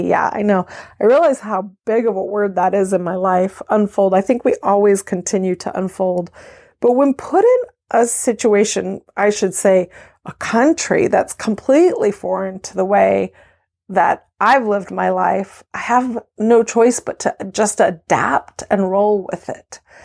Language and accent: English; California, United States; moved away as an adult; also born or lived in Belgium; now in Maryland, United States; I am native Californian